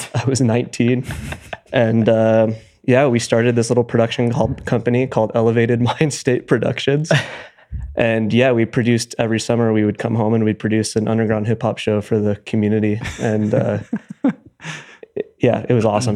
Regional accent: Truckee, California, United States; We grew up in Truckee, California

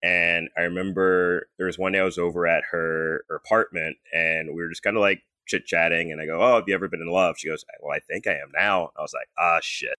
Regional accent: Texas, United States; I was born in Texas

